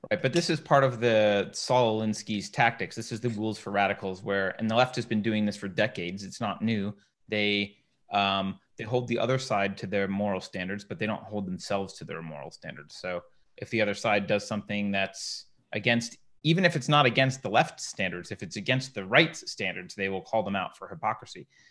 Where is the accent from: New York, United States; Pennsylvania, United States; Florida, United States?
New York, United States; upstate; I did not grow up in the Deep South. I grew up in upstate New York